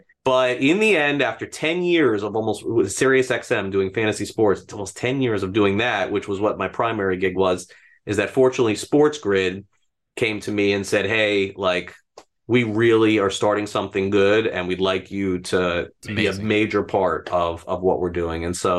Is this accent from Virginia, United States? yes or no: no; North Miami, Florida, United States; also born or lived in Brooklyn; So I grew up in North Miami. That's where I went to elementary school. I wasn't born here. I was born in Brooklyn and then came here at a very young age.